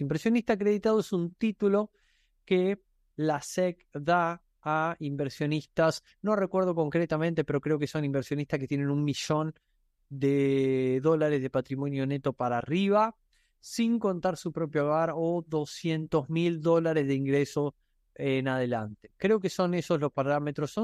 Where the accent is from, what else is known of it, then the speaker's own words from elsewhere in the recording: Argentina; soy argentino